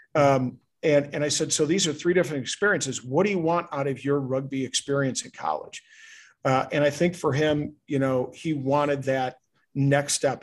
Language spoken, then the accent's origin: English; Chicago, Illinois, United States; I'm from Chicago